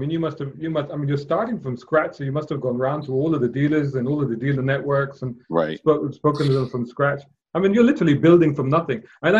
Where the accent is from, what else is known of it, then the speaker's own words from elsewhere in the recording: Jeddah, Makkah Province, Saudi Arabia; I remember growing up in Jeddah